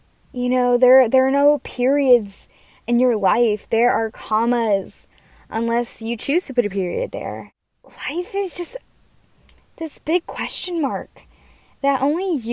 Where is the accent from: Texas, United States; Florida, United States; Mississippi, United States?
Texas, United States; moved away as an adult; now in New York, United States; growing up in Texas